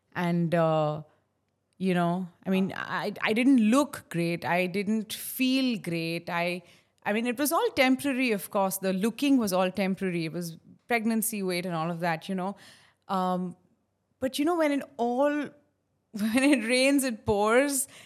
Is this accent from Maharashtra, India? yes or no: yes; Mumbai, Maharashtra, India; when I was a little girl and I grew up in Khar, fourteenth road, uh, in a building called Shiv Kripa.